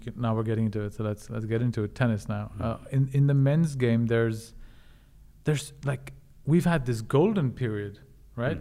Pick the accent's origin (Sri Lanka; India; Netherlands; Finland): India; now in Scandinavia; growing up in India